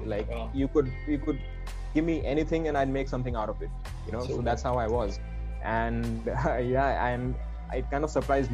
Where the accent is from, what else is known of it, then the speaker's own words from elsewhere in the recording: Vadodara, Gujarat, India; Schooling, I've been born and brought up in Baroda